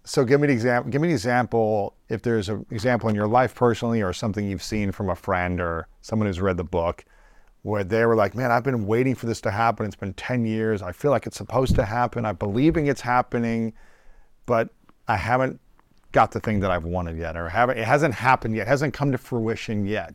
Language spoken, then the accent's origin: English; United States; growing up in America